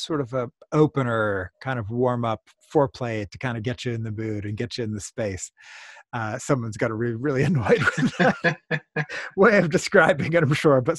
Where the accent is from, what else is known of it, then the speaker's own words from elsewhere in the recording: United States; as we Americans say it